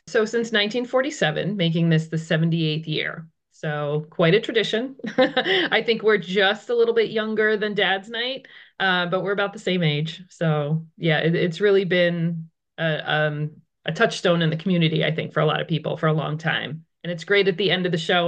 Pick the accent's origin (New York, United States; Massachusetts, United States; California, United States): Massachusetts, United States; outside Boston; moved away as an adult; now in Ridgewood, United States; I'm actually originally from Massachusetts, just outside of the Boston area